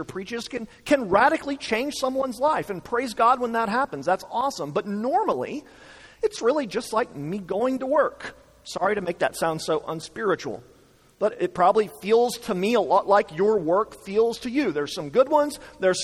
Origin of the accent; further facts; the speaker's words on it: United States; As American Christians